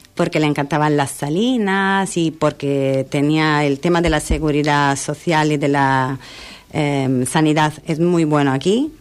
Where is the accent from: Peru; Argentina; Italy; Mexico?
Italy; Milan, Lombardy; also born or lived in London / Tenerife; now in San Pedro del Pinatar, Spain; Yo soy de Milán, viví en Londres y la verdad que cuando me mudé a Tenerife